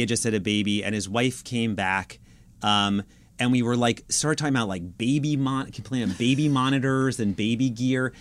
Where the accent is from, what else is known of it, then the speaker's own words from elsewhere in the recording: New York City, New York, United States; I'm from Brooklyn, like, I'm from New York